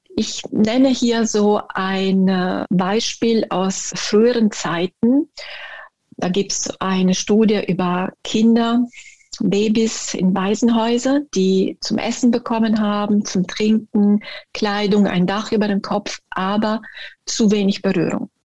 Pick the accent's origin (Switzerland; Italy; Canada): Italy; German is a second language; moved away as an adult; now in Germany; ich bin Italienerin, ich bin erst mit fünfundzwanzig hergekommen in den Norden